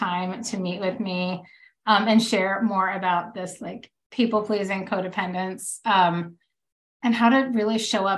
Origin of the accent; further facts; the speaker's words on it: the South, United States; now in Texas, United States; I'm from the South and, you know, I live in Texas